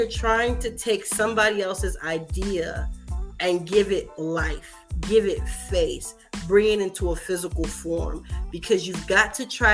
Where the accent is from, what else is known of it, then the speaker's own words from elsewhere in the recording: Miami, Florida, United States; I'm from Miami, but my dad's side is from like a country part of Jacksonville and you know, Florida